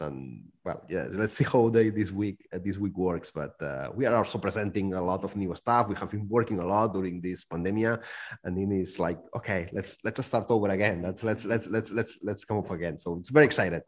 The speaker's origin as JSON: {"language": "English", "town": "Barcelona", "region": "Catalonia", "country": "Spain", "moved": "yes", "lives_now": "Zug, Switzerland", "said": "I'm from Barcelona. I'm living right now in Zug"}